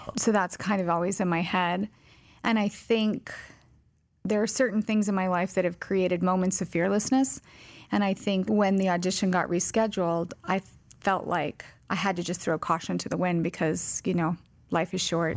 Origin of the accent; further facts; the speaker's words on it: Colorado, United States; also born or lived in Vicenza, Italy; I was born in Vicenza, Italy, raised primarily in Colorado. my dad was in the Army